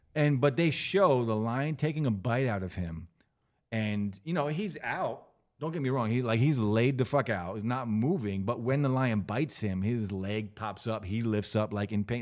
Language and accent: English; New Jersey, United States; I'm from Jersey